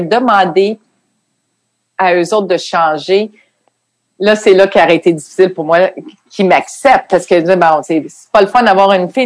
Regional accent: Quebec City, Quebec, Canada; moved away as an adult; now in United States; je venais de Québec

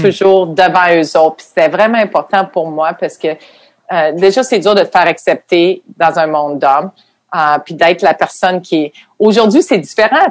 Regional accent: Quebec City, Quebec, Canada; moved away as an adult; now in United States; je venais de Québec

